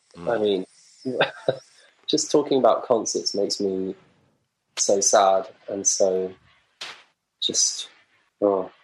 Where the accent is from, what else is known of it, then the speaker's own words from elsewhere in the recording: Lewes, South East England, United Kingdom; also born or lived in Brighton; I call Brighton my hometown-ish. I'm from Lewes, really, just up the road.